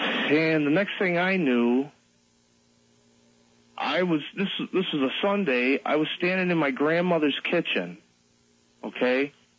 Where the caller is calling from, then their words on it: Western New York, United States; I'm calling from Western New York.